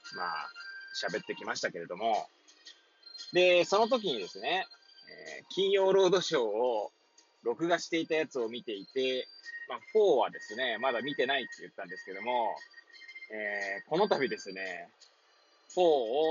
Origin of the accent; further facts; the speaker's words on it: Hachioji, Tokyo, Japan; moved away; 八王子生まれ、八王子育ち